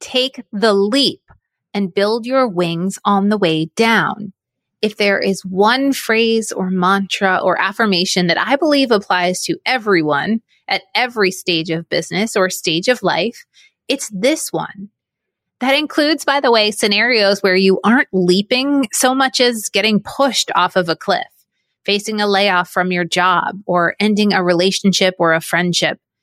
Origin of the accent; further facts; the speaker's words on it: New England, United States; moved away as an adult; also born or lived in Syracuse, New York / Orlando, Florida; I grew up in New England